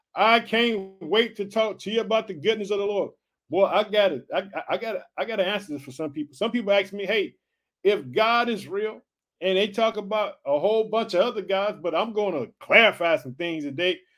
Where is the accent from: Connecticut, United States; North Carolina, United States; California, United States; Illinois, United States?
Illinois, United States; We're heard in Illinois, which is my home state. I reside in the city of Chicago